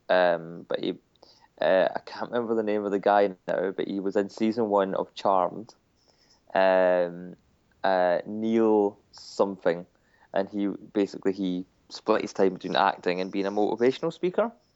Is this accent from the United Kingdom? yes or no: yes; United Kingdom; we're British